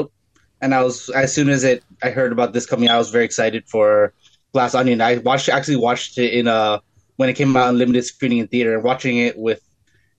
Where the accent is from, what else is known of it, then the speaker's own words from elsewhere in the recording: Toronto, Ontario, Canada; I'm Canadian from Toronto.